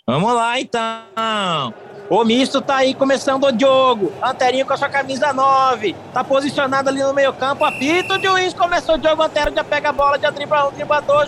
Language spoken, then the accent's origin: Portuguese; Cuiabá, Mato Grosso, Brazil; accent: Cuiabano